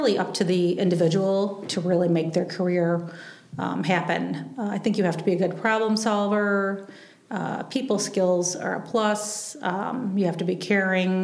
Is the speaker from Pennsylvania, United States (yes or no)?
no; Batavia, New York, United States; in Batavia, it was pretty easy. It's my hometown.